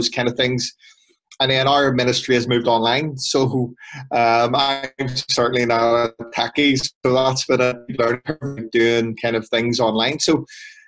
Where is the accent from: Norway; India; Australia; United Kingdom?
United Kingdom; Belfast, Northern Ireland; I grew up in West Belfast, you know, and the area that I grew up, it's called the Colin area